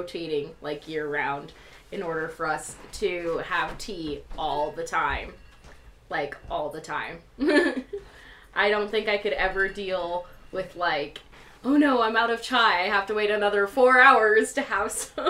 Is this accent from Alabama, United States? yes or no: no; Vernal, Utah, United States; also born or lived in Roosevelt, Utah; now in Idaho, United States; up in the northeast part of Utah, where I grew up in the Uinta Basin.